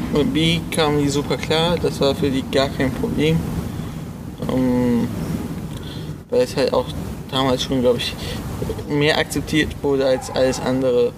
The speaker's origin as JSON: {"language": "German", "town": "Solingen", "region": "North Rhine-Westphalia", "country": "Germany", "said": "Ich komme aus Solingen, bin 21 Jahre alt"}